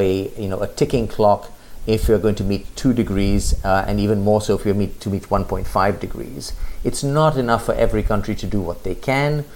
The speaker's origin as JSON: {"language": "English", "country": "India", "tie": "born or raised there", "also_born_or_lived": "United Kingdom / United States", "said": "I grew up largely in India with a few years in the UK while my father was working in the Indian embassy"}